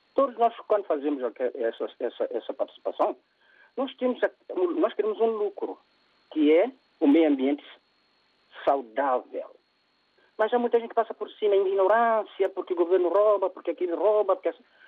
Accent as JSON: {"language": "Portuguese", "country": "São Tomé & Príncipe", "said": "eu sou de São Tomé"}